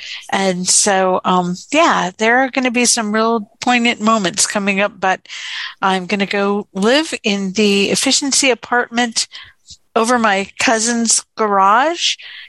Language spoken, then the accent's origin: English; Houston, Texas, United States; And I am from Houston, Texas.